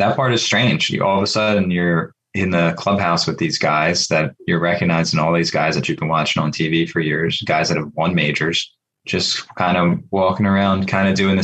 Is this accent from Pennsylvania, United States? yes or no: yes; Pennsylvania, United States; my home state